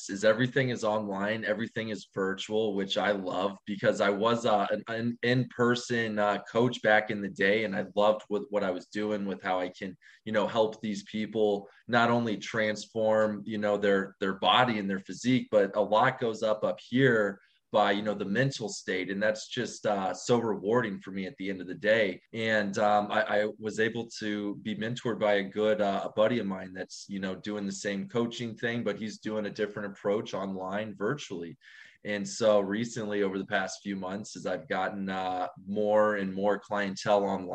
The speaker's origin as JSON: {"language": "English", "town": "St. Louis", "region": "Missouri", "country": "United States", "tie": "born or raised there", "moved": "as an adult", "lives_now": "Miami, United States", "said": "born and raised in St. Louis, Missouri."}